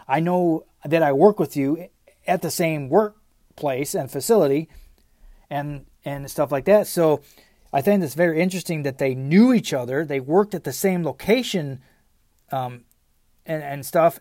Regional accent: United States; we as Americans

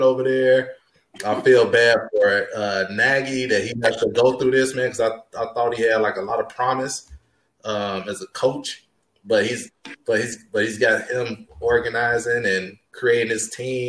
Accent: Chicago, Illinois, United States; we're all from Chicago.

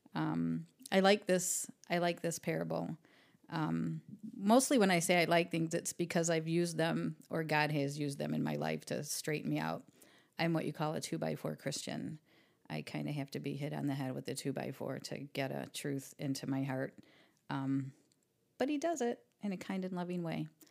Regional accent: Toledo, Ohio, United States; also born or lived in Jackson; I grew up in East Toledo

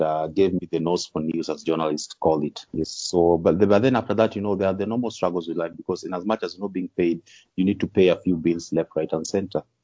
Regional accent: Kisumu, Kisumu County, Kenya; also born or lived in Nakuru County / Siaya County / Kakamega; most of my childhood I can just bear it in Kisumu County. That's why I usually say Kisumu is home

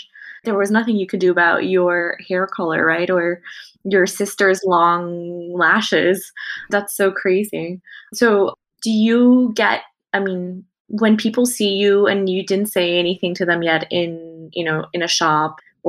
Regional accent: Chiang Mai, Thailand; first language Thai; English is a second language; moved away as an adult; born and raised in Thailand in Chiang Mai until 18. So yeah, I kind of hope my Thai is good enough to get around. And yeah, it's like my mother tongue.

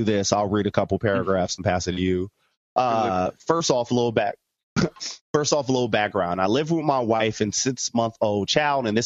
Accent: United States; I'm American

